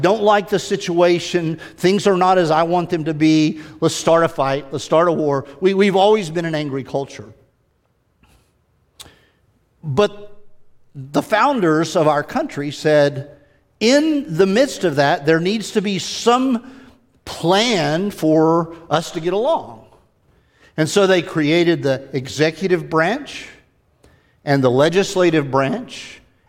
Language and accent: English; United States; we have sort of migrated as an American people